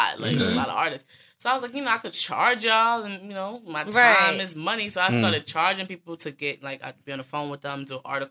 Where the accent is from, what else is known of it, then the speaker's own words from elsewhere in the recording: New York City, New York, United States; I'm from Brooklyn.